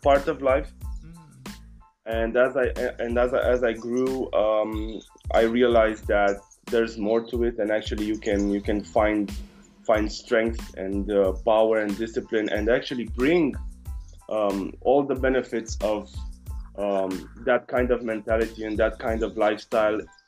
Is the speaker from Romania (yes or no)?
yes; Romania; I come from Romania.